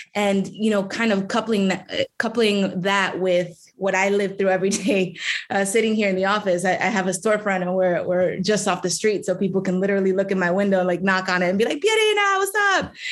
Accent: New York City, New York, United States; I was born and raised in District 14.

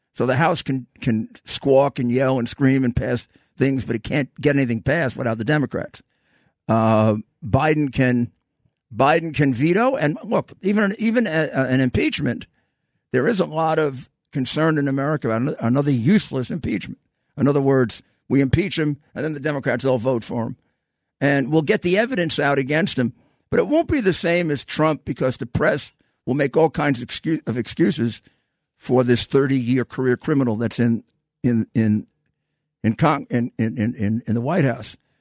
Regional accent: New York City, New York, United States; I am from New York City, come to think of it, and proud of it

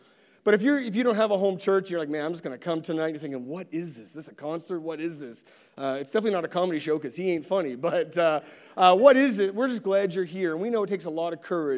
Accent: East Coast, United States; I'm from the East Coast

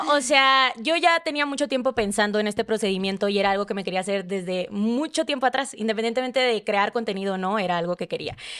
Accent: Sonora, Mexico; moved away as an adult; now in Mexico City, Mexico; soy una sonorense que tiene como tres meses viviendo en Ciudad de México

